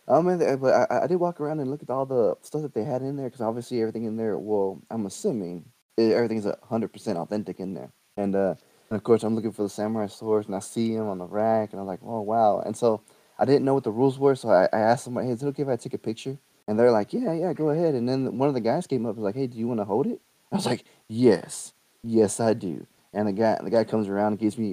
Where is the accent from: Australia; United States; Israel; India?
United States; Texas; I'm from Texas.